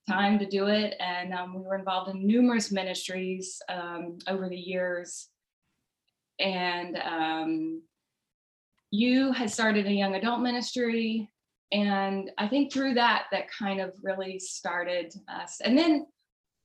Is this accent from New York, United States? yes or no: no; South Carolina, United States; now in Charlotte, United States; I'm from South Carolina.